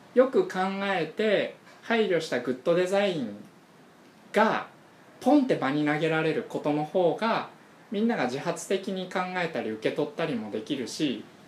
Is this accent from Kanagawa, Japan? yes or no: yes; Yokohama, Kanagawa, Japan; accent: Yokohama dialect; moved away; also born or lived in Rokkasho, Aomori; 俺は横浜で生まれ育って